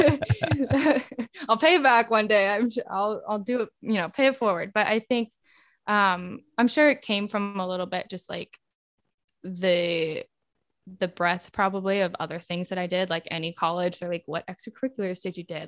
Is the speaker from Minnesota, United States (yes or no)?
no; El Dorado Hills, California, United States; also born or lived in Peoria, Illinois; now in New York City, United States; I'm from outside of Sacramento in California